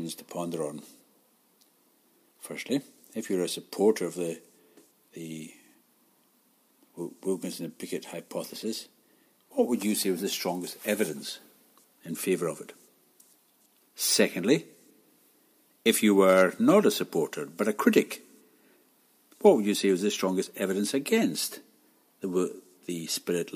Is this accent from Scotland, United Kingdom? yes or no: yes; Glasgow, Scotland, United Kingdom; growing up in Glasgow, a city where, for most of us, time finished next Friday